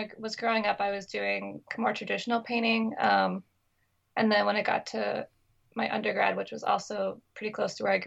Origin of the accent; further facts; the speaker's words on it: Anacortes, Washington, United States; now in Brooklyn, United States; I'm from Washington State. I grew up on Fidalgo Island, which is better known as Anacortes, the city of Anacortes